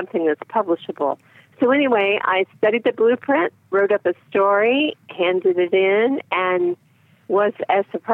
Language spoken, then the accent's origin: English; Florida, United States; I'm from Florida